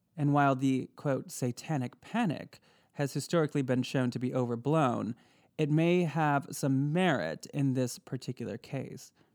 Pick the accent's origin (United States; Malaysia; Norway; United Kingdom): United States; Michigan; I'm from Michigan